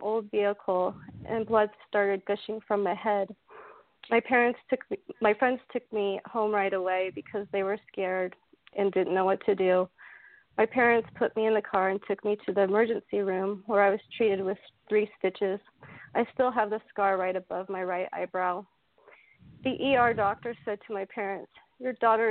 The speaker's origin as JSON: {"language": "English", "area": "Marin County", "region": "California", "country": "United States", "tie": "born or raised there", "said": "I was born and raised in Marin County, California, just north of San Francisco"}